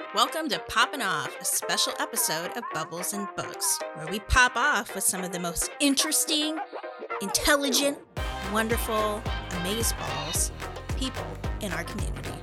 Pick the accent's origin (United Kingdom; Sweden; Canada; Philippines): United Kingdom; England; now in Missouri, United States; in England, we all go about not speaking to each other and keeping your head down